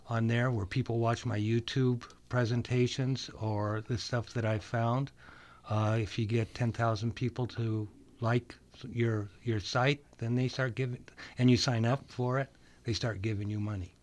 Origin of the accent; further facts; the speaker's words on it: Minnesota, United States; I'm from Minnesota, where everybody is above average